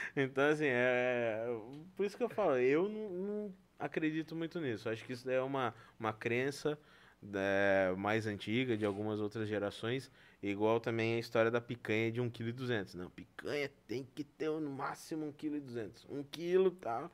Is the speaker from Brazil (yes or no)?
yes; Brazil; nós somos brasileiros